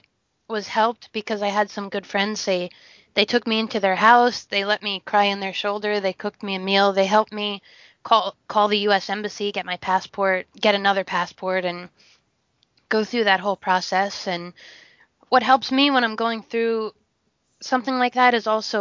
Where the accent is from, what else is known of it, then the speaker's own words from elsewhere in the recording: United States; moved away; also born or lived in South Sudan; as an American or as someone who's westernized